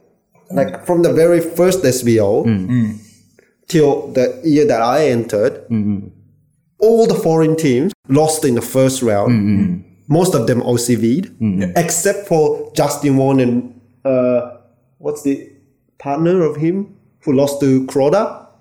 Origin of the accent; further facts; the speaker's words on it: Australia; Yeah, so I was allowed to play {S2} on the, {S3} as Australian.